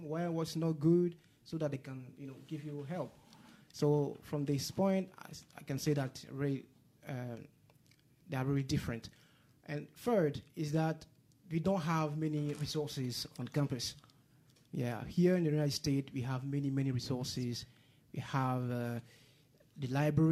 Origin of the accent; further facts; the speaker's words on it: Côte d’Ivoire; English is a second language; moved away as an adult; from Ivory Coast. It's a French-speaking country, so it's known as Côte d'Ivoire, and it is situated in West Africa